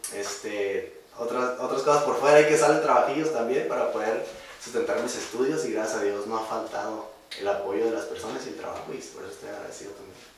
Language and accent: Spanish; Primo Tapia, Baja California, Mexico; somos de Primo Tapia